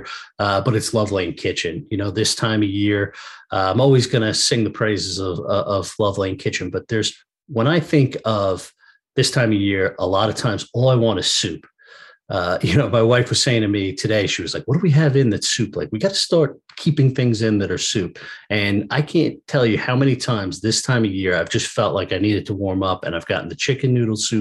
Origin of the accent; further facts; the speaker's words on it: Wading River, New York, United States; Fells and Wading River. This was my hometown restaurant, my hometown bar.